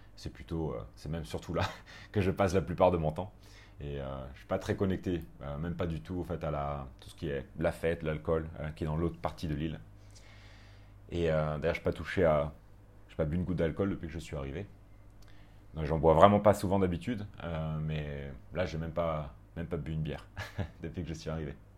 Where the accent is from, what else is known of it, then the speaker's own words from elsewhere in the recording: France; moved away as an adult; also born or lived in Paris; now in Koh Phangan, Thailand; Les Français, euh, on est quand même bien présents